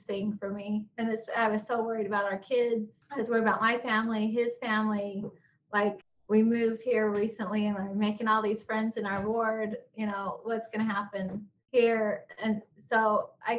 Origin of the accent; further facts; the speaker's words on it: Utah, United States; moved away as an adult; also born or lived in eastern United States; I grew up in Utah